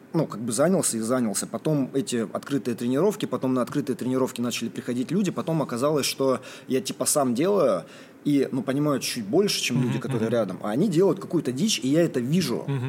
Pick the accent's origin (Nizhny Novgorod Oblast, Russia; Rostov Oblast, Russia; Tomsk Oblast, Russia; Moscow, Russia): Rostov Oblast, Russia; Morozovsk; moved away; это был маленький город, где я рос, в Ростовской области